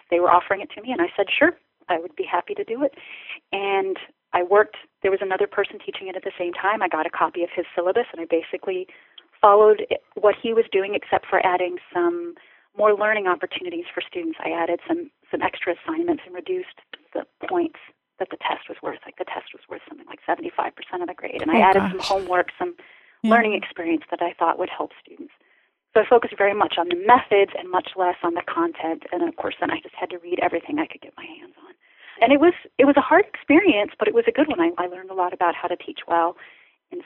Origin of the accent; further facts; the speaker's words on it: Ohio, United States; I grew up in Ohio